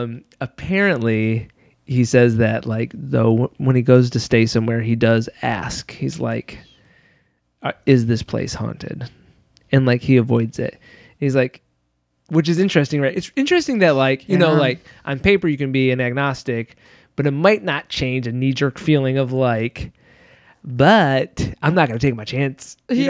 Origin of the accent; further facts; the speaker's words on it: Michigan, United States; As you know about me, growing up in West Michigan, I grew up very, very evangelical Christian.